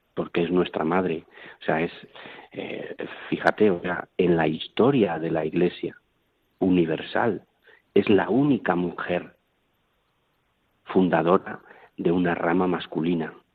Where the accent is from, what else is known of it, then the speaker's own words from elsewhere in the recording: Medina del Campo, Castile and León, Spain; now in Toledo, Spain; soy de Medina del Campo